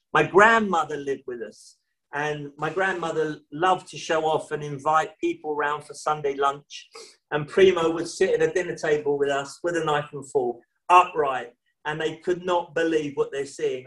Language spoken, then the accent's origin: English; London, United Kingdom; here we are growing up in London, in the rough part of London.